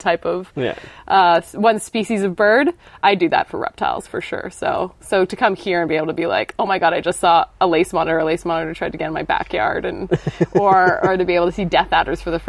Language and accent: English; Ontario, Canada; moved away as an adult; now in Australia; I'm originally from Canada, and in Ontario, where I grew up